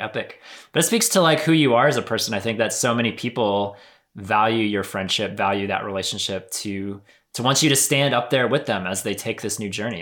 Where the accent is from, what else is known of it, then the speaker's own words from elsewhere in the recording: Pennsylvania, United States; moved away; I grew up in Pennsylvania, still have a bunch of family up there